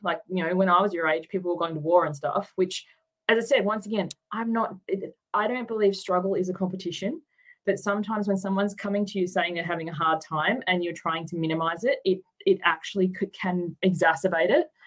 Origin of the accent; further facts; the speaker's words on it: Tasmania, Australia; moved away as an adult; also born or lived in Queensland / New South Wales; now in Sydney, Australia; I grew up in Tasmania, and then I moved to Queensland, and then um, down to New South Wales. So I've moved around a bit, but not until I was um, an adult.